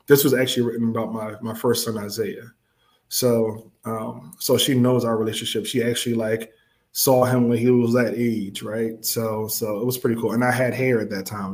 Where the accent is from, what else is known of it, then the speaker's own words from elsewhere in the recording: Philadelphia, Pennsylvania, United States; I'm from West Philly